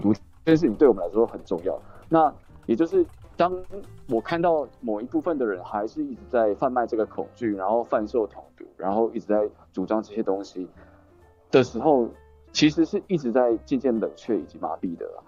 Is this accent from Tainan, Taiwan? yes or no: yes; Tainan, Taiwan; moved away as an adult; now in Taipei, Taiwan; 我现在在台北市，我是台南人